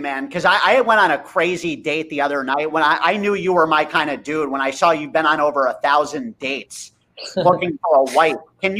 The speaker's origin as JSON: {"language": "English", "town": "Watchung", "region": "New Jersey", "country": "United States", "tie": "born or raised there", "said": "We grew up in Watchung, like 35 minutes west of the city."}